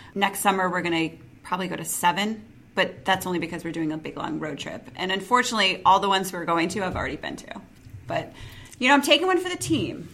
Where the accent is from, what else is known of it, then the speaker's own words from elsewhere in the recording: Ohio, United States; growing up in Ohio, you don't see a lot of like diverse environments all the time